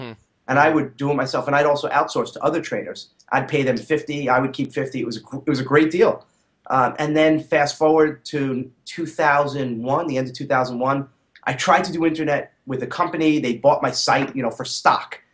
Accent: New City, New York, United States; I grew up in a suburb of New York City called New City, okay. Uh, Rockland County

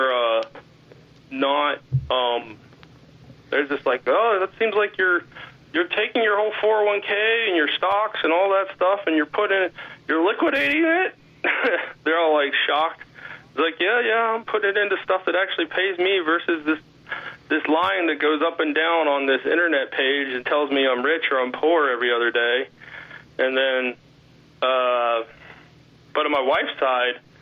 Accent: Ohio, United States; moved away; I'm originally from Ohio

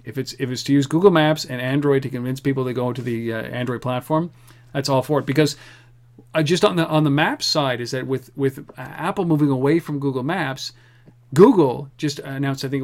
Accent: Canada; we're Canadian

